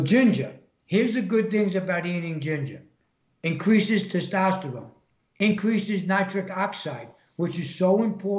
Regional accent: New York, United States; I'm from New York. What's more polluted than New York other than Chicago? or California?

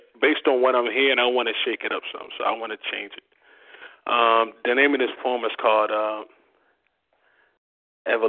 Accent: Baltimore, Maryland, United States; moved away as an adult; now in Georgia, United States; I'm actually originally from Baltimore, Maryland.

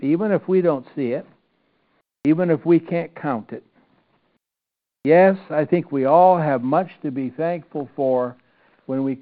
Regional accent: Iowa, United States; growing up in Iowa

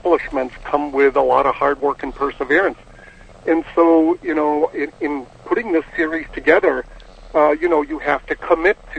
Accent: near Plymouth, Massachusetts, United States; I grew up in New England near Plymouth, Massachusetts

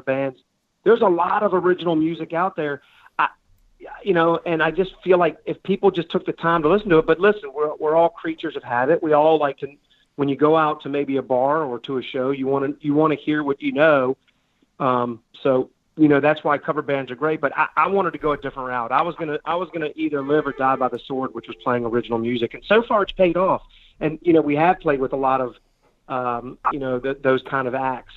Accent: Richmond, Virginia, United States; we're from Richmond, Virginia.

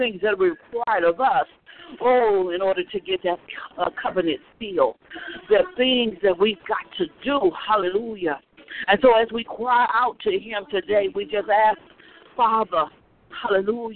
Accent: the South, United States; when we were growing up in the South

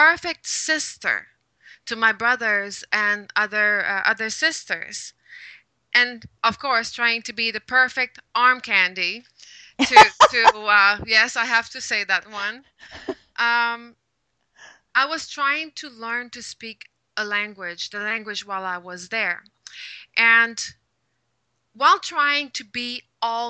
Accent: Quebec, Canada; first language French; English is a second language; moved away as an adult; also born or lived in Shanghai / Hong Kong; now in Vancouver, Canada; I was born in Quebec, speaking French. And there was like two TV channels, both in French. And the only English that I saw was in the back of a shampoo bottle.

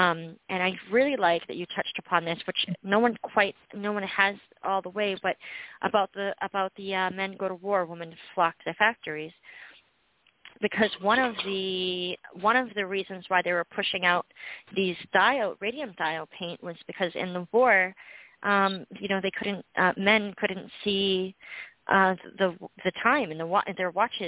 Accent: New Jersey, United States; Rack was like, yeah, I'm from New Jersey too.

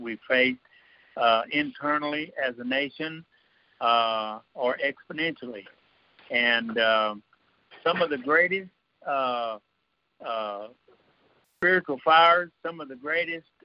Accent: United States; I was born and raised in a country like this

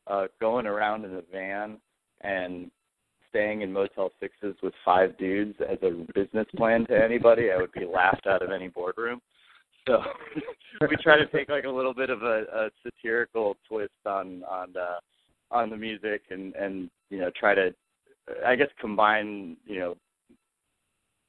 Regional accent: Washington, District of Columbia, United States; I'm calling from Washington, D.C. This is where I was born and raised

